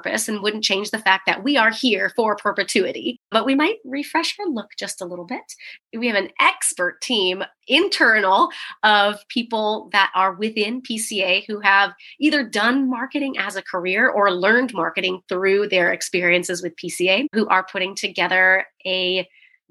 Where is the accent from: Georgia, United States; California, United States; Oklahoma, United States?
California, United States; San Diego; I'm from San Diego